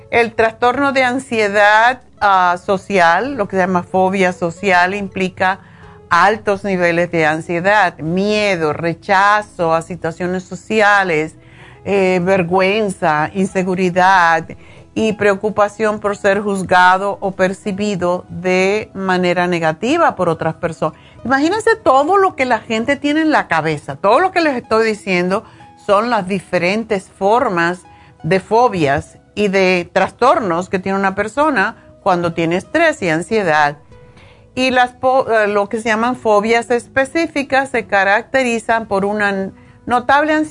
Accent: Spain; moved away as an adult; now in United States; cuando yo estuve en la universidad aquí en, los Estados Unidos en los años 70, cuando vine de España, para mí era increíble ver lo de las drogas. Ya yo era mayor, tenía 30 años

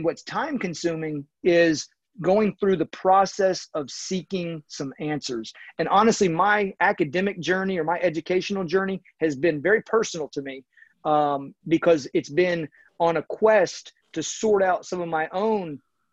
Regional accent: Raleigh, North Carolina, United States; I grew up in Raleigh, North Carolina

